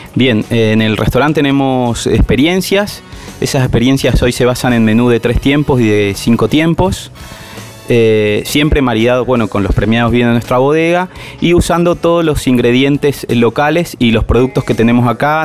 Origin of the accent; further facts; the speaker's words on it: Buenos Aires, Argentina; moved away as an adult; also born or lived in Mendoza; now in San Rafael, Argentina; yo soy de Buenos Aires, hace 15 años que estoy en Mendoza